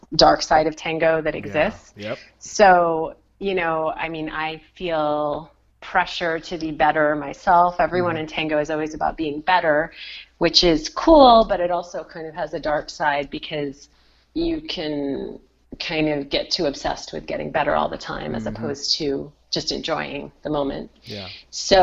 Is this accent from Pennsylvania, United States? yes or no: no; Rhode Island, United States; also born or lived in San Francisco; I know the community in my home state pretty well, Rhode Island